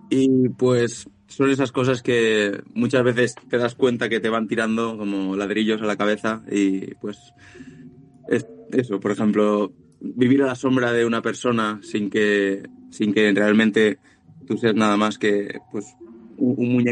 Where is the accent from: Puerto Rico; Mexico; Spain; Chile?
Spain; Valencia, Valencian Community; somos de aquí de Valencia de toda la vida y franceses fueron algunos antepasados, pero ya muy lejanos.